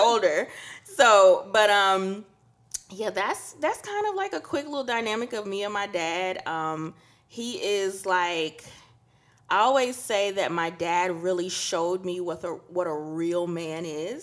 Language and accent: English; Trinidad & Tobago; we're from Trinidad, and it's a good old, you know, Catholic